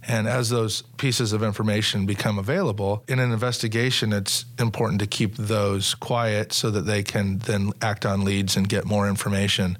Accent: Sacramento, California, United States; I grew up in Sacramento and I, I love the city and I love the people that are here

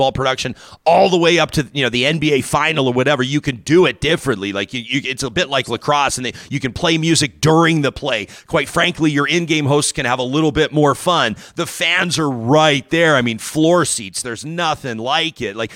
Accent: Calgary, Alberta, Canada; I grew up in Calgary

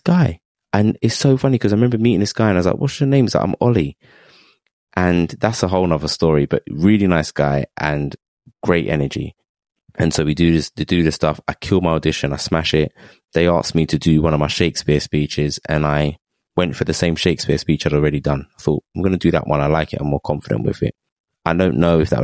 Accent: London, United Kingdom; I'm from East London, so I'm just born in the womb of multiculturalism, diversity.

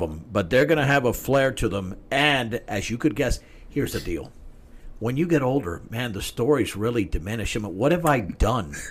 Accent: Atlanta, Georgia, United States; I was the first one in my family born in this country. I was born in Atlanta, Georgia

